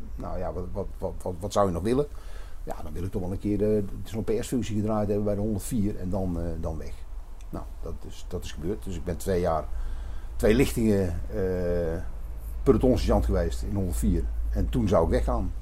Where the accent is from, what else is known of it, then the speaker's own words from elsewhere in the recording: Hilversum, North Holland, Netherlands; moved away as an adult; also born or lived in Roosendaal; now in Nispen, Netherlands; ik ben opgegroeid in Hilversum, aan de rand van de hei.